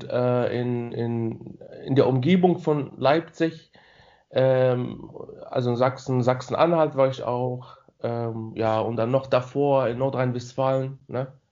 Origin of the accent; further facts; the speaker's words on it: Morocco; German is a second language; moved away as an adult; now in Potsdam, Germany; ich wohne in Potsdam. Ähm, ich bin, ich bin, also ich bin in Marokko geboren und aufgewachsen und äh, seit zehn Jahren ungefähr hier in Deutschland.